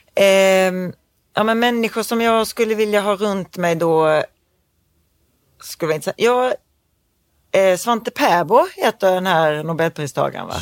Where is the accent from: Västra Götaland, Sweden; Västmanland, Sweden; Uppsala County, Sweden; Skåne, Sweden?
Skåne, Sweden; Knislinge; accent: Scanian; also born or lived in Malmö; jag är uppvuxen på landet